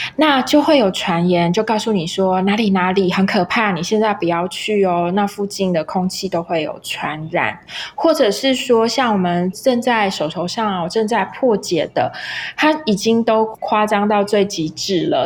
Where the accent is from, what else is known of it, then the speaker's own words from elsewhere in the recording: Taiwan; accent: Taiwanese Mandarin (台湾国语); 大概跟我的口音有点像，就是台湾国语